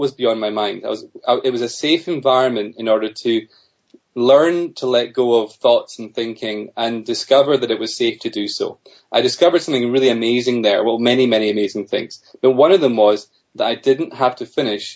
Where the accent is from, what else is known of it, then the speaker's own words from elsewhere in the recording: Scotland, United Kingdom; also born or lived in Australia; Although I'm from Scotland originally